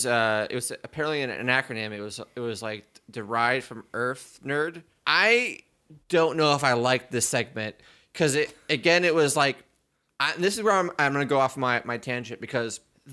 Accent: Prince Edward Island, Canada; Oh yeah, I'm from Canada. I'm from Prince Edward's Island.

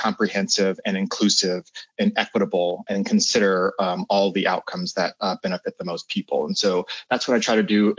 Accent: Columbus, Ohio, United States; I'm from Columbus, Ohio. I lived here all my life.

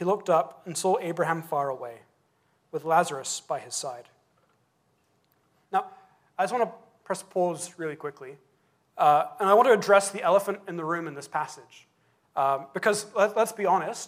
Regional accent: England, United Kingdom; as an Englishman

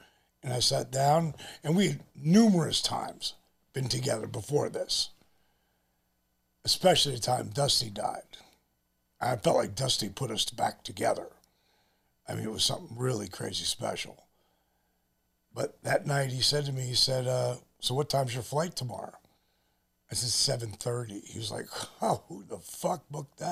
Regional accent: New Jersey, United States; we're both from Jersey

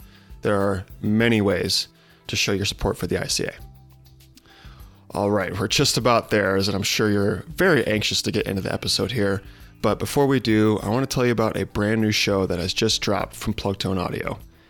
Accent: Illinois, United States; I was really excited to bring Andrew on the show to talk about climbing in my home state of Illinois.

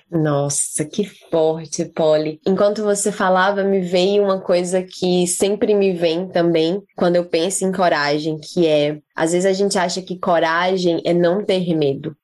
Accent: Fortaleza, Ceará, Brazil; moved away as an adult; now in New Zealand; Eu nasci em Fortaleza, já estava ali na capital

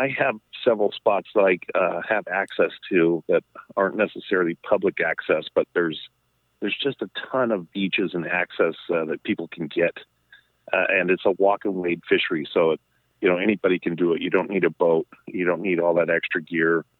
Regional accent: Colorado, United States; my youth when I grew up in Colorado

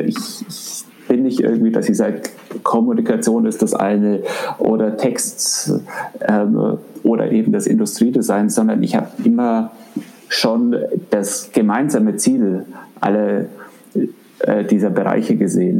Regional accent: Augsburg, Bavaria, Germany; also born or lived in Africa / Düsseldorf; wir sind dann äh, zurückgekommen nach Augsburg, ähm, wobei ich davor nie in Augsburg war und äh, habe dann hier den letzten Teil meiner Grundschule und die Schullaufbahn gemacht

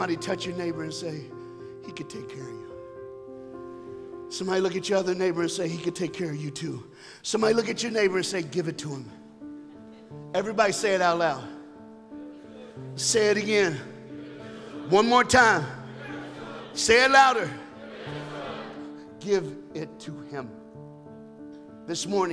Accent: United States; I'm an American

